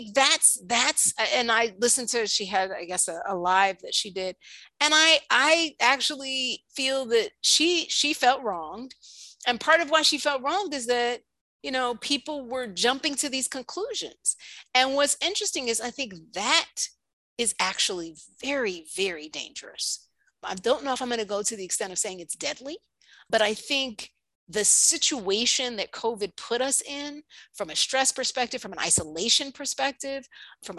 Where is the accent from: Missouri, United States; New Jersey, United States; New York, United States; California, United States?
New York, United States; I'm from New York